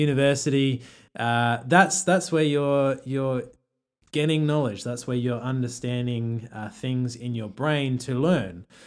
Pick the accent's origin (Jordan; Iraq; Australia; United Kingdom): Australia; an Australian who doesn't have another culture